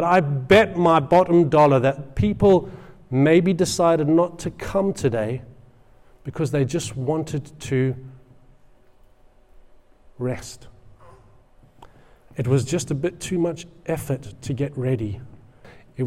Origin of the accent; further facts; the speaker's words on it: England, United Kingdom; I'm an Englishman, and I am